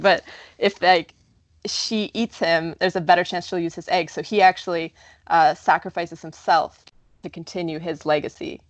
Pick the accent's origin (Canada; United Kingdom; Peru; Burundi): Canada; now in United States; I'm Canadian